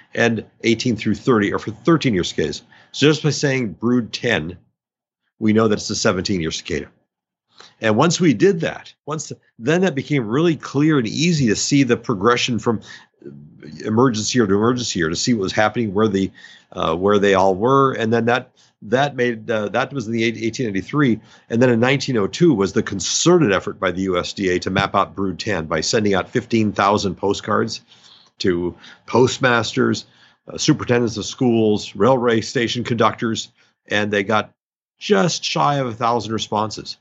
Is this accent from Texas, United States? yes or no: no; North Dakota, United States; moved away; I'm from North Dakota